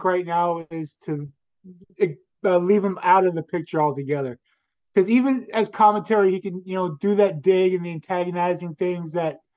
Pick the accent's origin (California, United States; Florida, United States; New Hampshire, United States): California, United States; Hawthorne; I'm coming to my hometown of Hawthorne, California